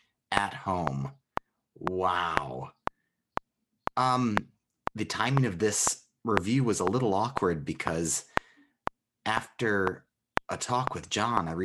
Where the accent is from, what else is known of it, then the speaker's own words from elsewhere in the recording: United States; moved away; also born or lived in Germany; I felt it was my duty as an American immigrant living in Germany